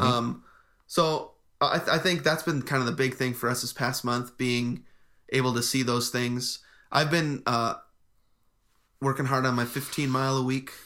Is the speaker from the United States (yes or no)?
yes; Midwest, United States; moved away; we grew up in the Midwest